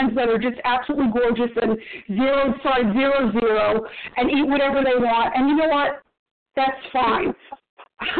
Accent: New York City, New York, United States; You know, I grew up in New York City

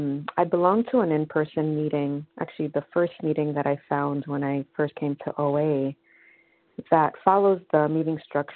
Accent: New York, United States; I'm from New York, and I'm a recovered compulsive eater.

